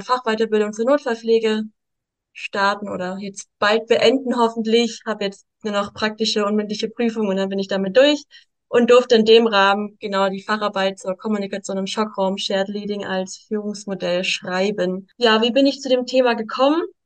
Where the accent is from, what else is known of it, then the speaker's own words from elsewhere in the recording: Stuttgart, Baden-Württemberg, Germany; Ich bin aus Stuttgart, bin sechsundzwanzig Jahre jung